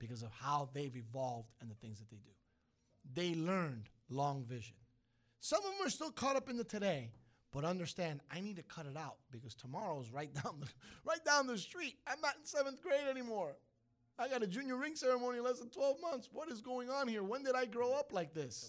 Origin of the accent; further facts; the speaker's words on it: New York City, New York, United States; moved away; Cuban, 'cause it's my heritage. Italian, 'cause I was raised in Brooklyn